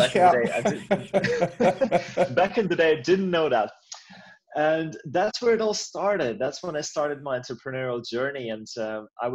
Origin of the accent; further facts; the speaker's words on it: Latvia; now in Finland; I've been in Finland for many, many years now, and I'm Finnish now, but I was actually born somewhere else. I was born in Latvia